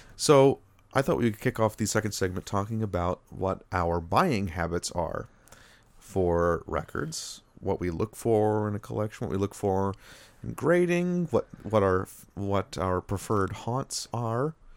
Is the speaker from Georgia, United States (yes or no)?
no; Rochester, New York, United States; also born or lived in Parkersburg, West Virginia; now in Buffalo, United States; I'm from Rochester, New York, but my parents are from, both from the Parkersburg, West Virginia area